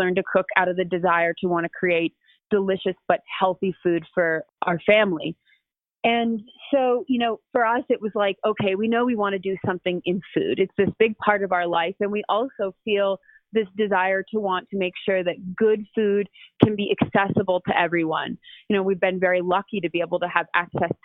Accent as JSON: {"language": "English", "town": "Seattle", "region": "Washington", "country": "United States", "tie": "born or raised there", "also_born_or_lived": "New York", "moved": "as an adult", "said": "I'm born and raised in Seattle, and that's where my family lives"}